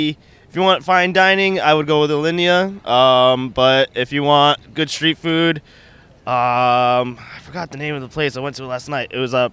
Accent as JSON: {"language": "English", "region": "New York", "country": "United States", "said": "No, I'm from New York actually."}